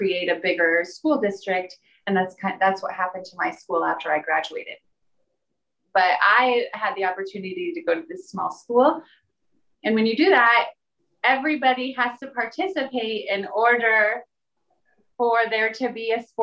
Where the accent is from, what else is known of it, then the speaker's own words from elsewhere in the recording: Hamburg, Iowa, United States; moved away; also born or lived in New York; My hometown is Hamburg, Iowa.